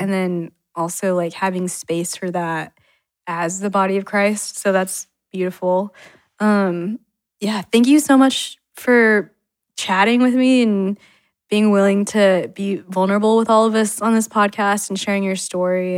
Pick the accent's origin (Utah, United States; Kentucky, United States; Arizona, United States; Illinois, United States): Utah, United States; also born or lived in China; I was born in China, adopted by a white couple in Utah